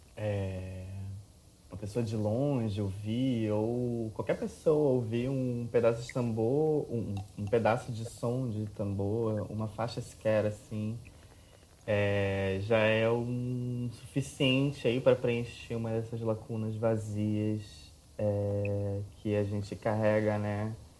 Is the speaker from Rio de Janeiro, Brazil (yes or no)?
yes; Rio de Janeiro, Brazil; eu moro no Rio de Janeiro desde, desde sempre.